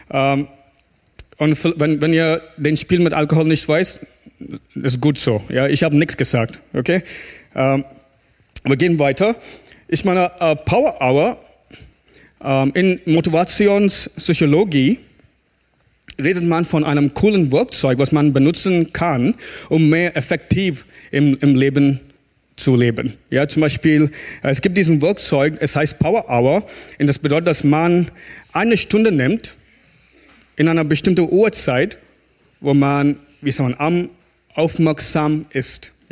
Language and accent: German; South India, India; German is a second language; moved away; Ich komme aus Indien, aus Südindien, wo es warm ist und heiß.